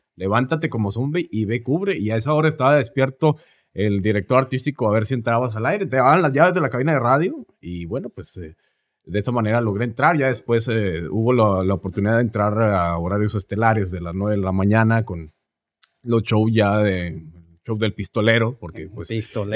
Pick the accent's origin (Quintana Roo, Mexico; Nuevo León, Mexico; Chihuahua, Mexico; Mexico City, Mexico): Chihuahua, Mexico; Hidalgo del Parral; now in Oklahoma City, United States; De Hidalgo del Parral, Chihuahua, la capital del mundo